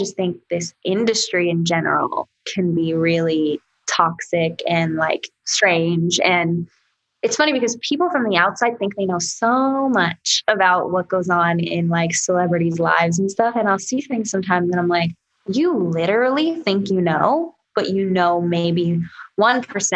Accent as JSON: {"language": "English", "region": "New York", "country": "United States", "said": "I'm from New York and I get loud and I talk with my hands."}